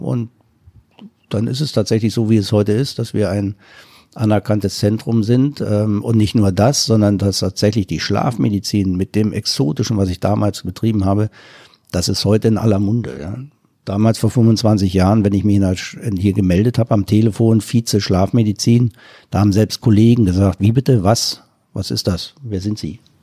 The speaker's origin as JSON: {"language": "German", "region": "East Germany", "country": "Germany", "said": "ich komme ja aus dem Osten"}